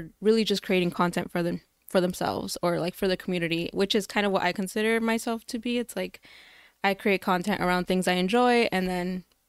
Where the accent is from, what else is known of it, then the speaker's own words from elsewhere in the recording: Chicago, Illinois, United States; I grew up in Archer Heights, right on Pulaski and Archer.